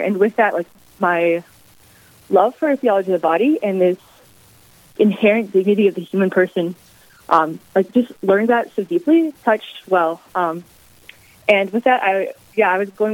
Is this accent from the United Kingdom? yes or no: no; Jamestown, North Dakota, United States; moved away as an adult; also born or lived in Atchison, Kansas; I grew up in Jamestown, North Dakota, for all through high school